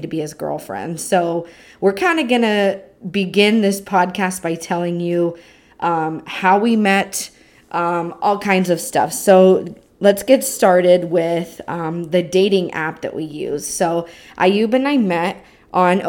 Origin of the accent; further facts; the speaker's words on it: California, United States; I'm from California in the United States